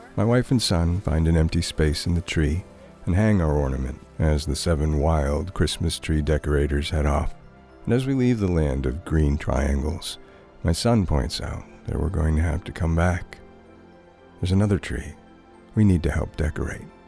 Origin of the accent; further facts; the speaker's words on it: Thornton, New Hampshire, United States; the Pine Flat Ski Trail in my hometown of Thornton